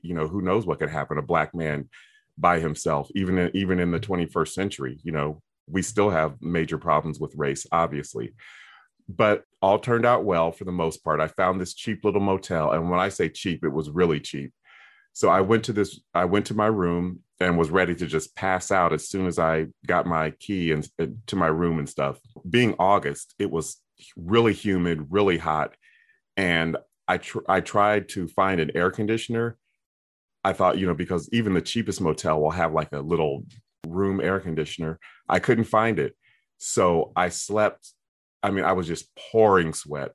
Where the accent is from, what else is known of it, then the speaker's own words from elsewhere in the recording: Columbus, Ohio, United States; my hometown of Columbus, Ohio